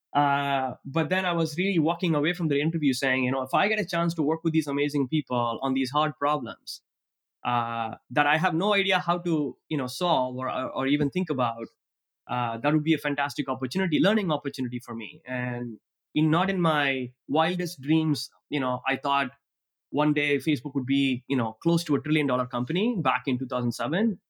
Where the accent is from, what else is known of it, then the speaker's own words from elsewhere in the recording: Tiruchirappalli, Tamil Nadu, India; moved away; I grew up in Trichy, back in the state of Tamil Nadu in India